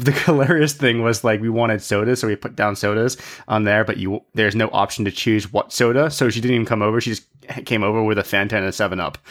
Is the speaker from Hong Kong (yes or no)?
yes; Hong Kong; growing up in Hong Kong